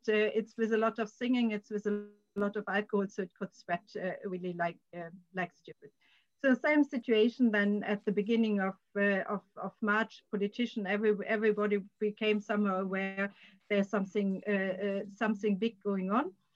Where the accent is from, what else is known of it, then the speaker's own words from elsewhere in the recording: Germany; now in Sweden; perspective continuously of my home country.